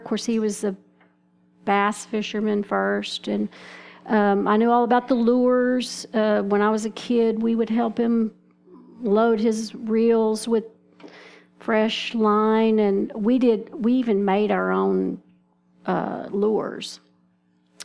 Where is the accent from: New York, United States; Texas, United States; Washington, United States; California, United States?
Texas, United States; moved away; I'm from Texas, so that's what we call them there